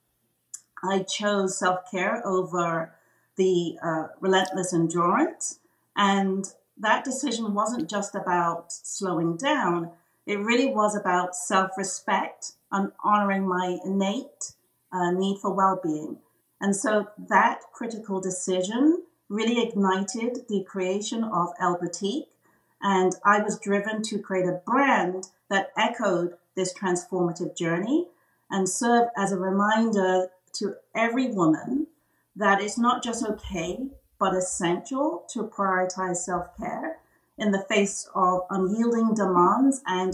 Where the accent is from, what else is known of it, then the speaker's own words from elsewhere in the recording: England, United Kingdom; moved away as an adult; now in United States; I was born and bred in England